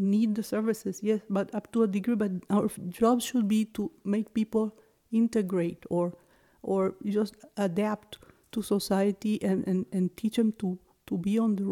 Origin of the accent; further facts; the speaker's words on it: Venezuela; English is a second language; moved away; also born or lived in New Hampshire; I hear an accent. Where are you from? And I would say, Venezuela